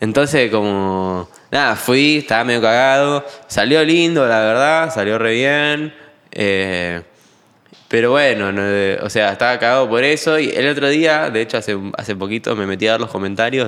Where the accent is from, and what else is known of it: Argentina